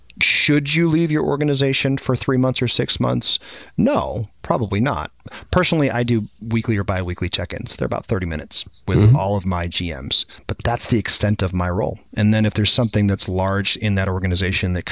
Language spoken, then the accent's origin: English; Maine, United States; now in Atlanta, United States; I grew up in Maine